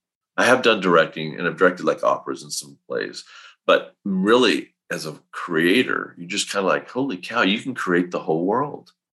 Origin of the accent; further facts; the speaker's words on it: Northern California, United States; I grew up in Northern California in a small little town, of like 4,000 people